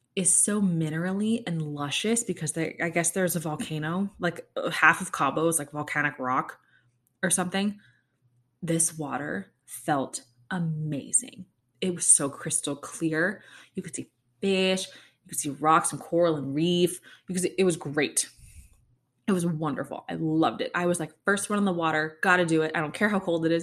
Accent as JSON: {"language": "English", "town": "Kansas City", "country": "United States", "tie": "born or raised there", "moved": "yes", "said": "it's my hometown too"}